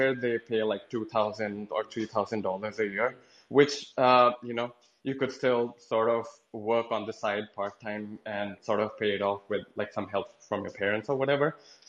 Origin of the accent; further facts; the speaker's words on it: Canada; I mean, I'm from Canada, so I don't want to sound off like the smug Canadian who, you know, talks down to Americans.